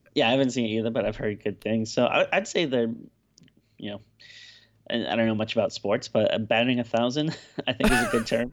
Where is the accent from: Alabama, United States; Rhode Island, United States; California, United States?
Rhode Island, United States; Woonsocket; Woonsocket, Rhode Island, uh, my hometown growing up